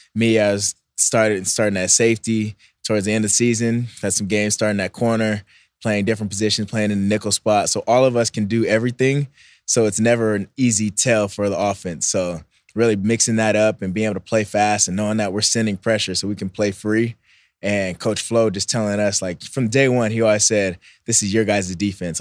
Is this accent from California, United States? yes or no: yes; Bay Area, California, United States; also born or lived in Philippines; I went to school in the Bay Area. All my family's from the Bay Area, so it's kinda like a, I grew up there half the time